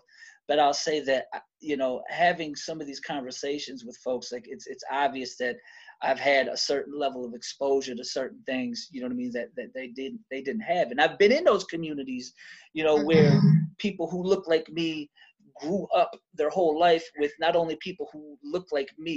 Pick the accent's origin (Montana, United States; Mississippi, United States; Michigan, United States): Michigan, United States; Detroit; I'm originally from Detroit. So I grew up half of my childhood in a black city, but then I grew up the other half of my childhood in white cities